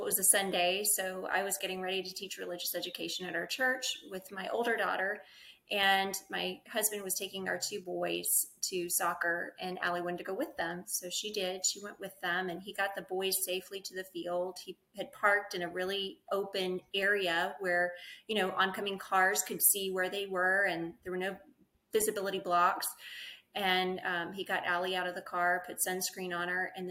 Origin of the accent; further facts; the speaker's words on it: Mississippi, United States; moved away as an adult; now in Round Rock, United States; I'm actually from Mississippi. Born and raised there, went to Ole Miss.